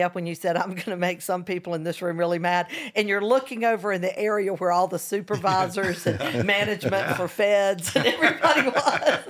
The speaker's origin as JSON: {"language": "English", "town": "Hoover", "region": "Alabama", "country": "United States", "tie": "born or raised there", "said": "my hometown of Hoover, Alabama"}